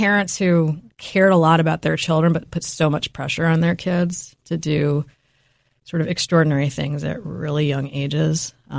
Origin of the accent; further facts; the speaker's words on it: New York City, New York, United States; having tiger mom and tiger dad putting a lot of pressure on me when I was growing up in New York City, again, very fast-paced environment.